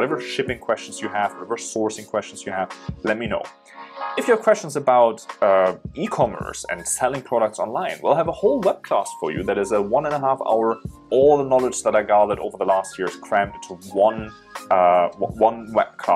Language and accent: English; Germany; moved away as an adult; now in China; I'm originally from Germany, but I'm in China now for 7 years